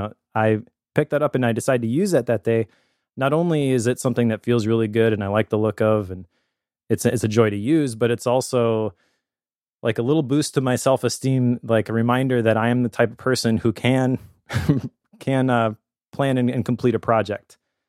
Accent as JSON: {"language": "English", "town": "Appleton", "region": "Wisconsin", "country": "United States", "said": "So we were doing the, hey, where are you from? And I'm like, oh, some small town in Wisconsin you've never heard of, Appleton."}